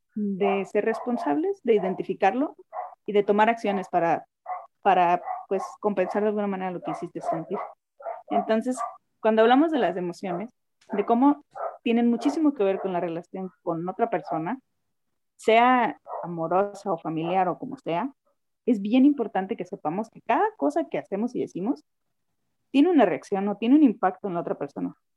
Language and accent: Spanish; Los Mochis, Sinaloa, Mexico; moved away as an adult; also born or lived in Hidalgo / Culiacán; now in Chihuahua, Mexico; soy sinaloense, nacida en Los Mochis, Sinaloa.